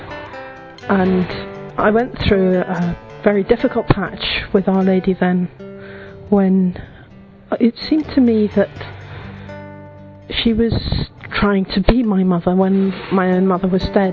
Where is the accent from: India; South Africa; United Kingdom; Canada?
United Kingdom; England; I'm from England